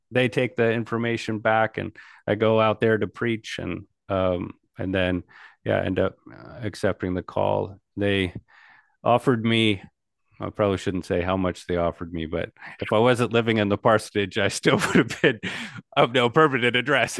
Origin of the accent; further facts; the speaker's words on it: United States; like my people, I'm an American